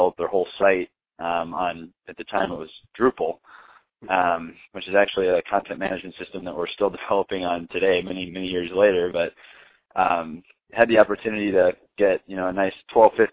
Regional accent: Ohio, United States; now in Phoenix, United States; I grew up in Ohio

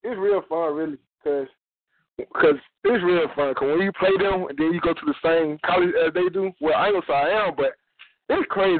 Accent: Georgia, United States; I'm from Georgia originally.

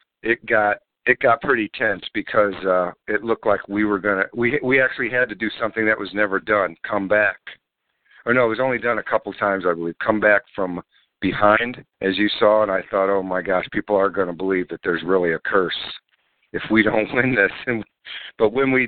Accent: Gary, Indiana, United States; moved away; Gary, Indiana is literally less than half an hour from Chicago. So that's why sometimes I'll even just tell people I'm from Chicago

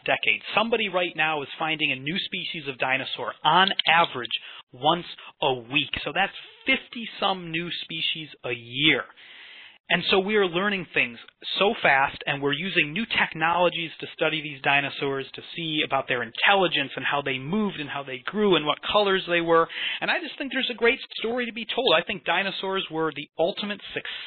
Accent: Chicago, Illinois, United States; moved away as an adult; also born or lived in Scotland; now in Edinburgh, United Kingdom; I grew up around Chicago. But through the twists and turns of fate, I've found my way out here to Scotland

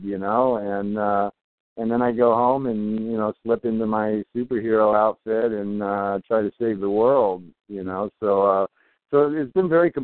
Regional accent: Torrance, California, United States; blue collar kid growing up in Torrance

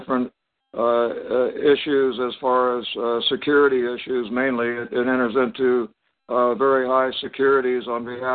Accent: Topeka, Kansas, United States; moved away; also born or lived in Colorado / San Diego / Long Beach; I was born in Topeka, Kansas

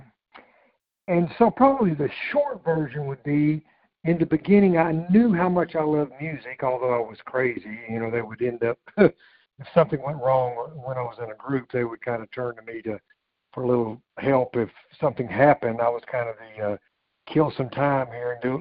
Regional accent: South Alabama, United States; I was born in South Alabama. I say I was educated at UCLA, which is the upper corner of Lower Alabama.

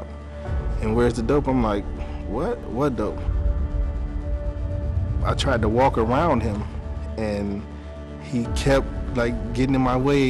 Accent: Benton Harbor, Michigan, United States; I was born and raised in Bear Harbor, Michigan.

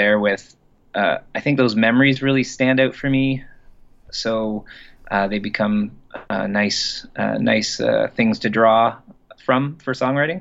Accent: Orillia, Ontario, Canada; moved away; We're both from Orillia.

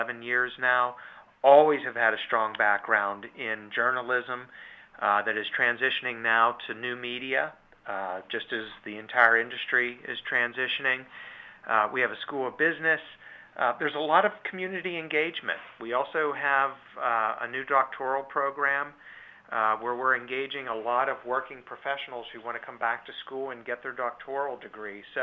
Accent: Pittsburgh, Pennsylvania, United States; also born or lived in Baldwin, Pennsylvania; I'm born and raised in Pittsburgh. I've lived here all of my life.

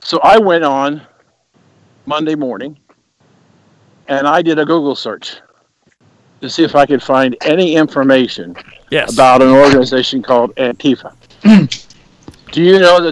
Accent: Ohio, United States; my home state of Ohio

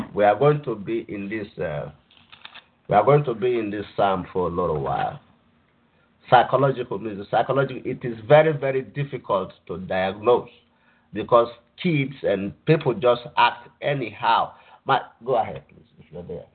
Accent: Nigeria; moved away; I grew up I grew up in Nigeria

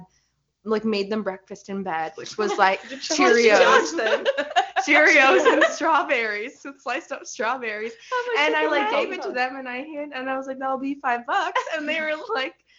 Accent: Mississauga, Ontario, Canada; also born or lived in Toronto; I was born in Toronto, but like grew up in like little suburb outside. Literally the queen of suburbia, Mississauga.

